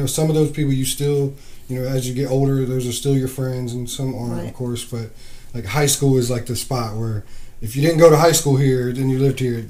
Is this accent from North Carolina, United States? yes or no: yes; Beaufort, North Carolina, United States; moved away as an adult; now in Chesapeake area, Virginia, United States; I'm from North Carolina. From a little town called Beaufort.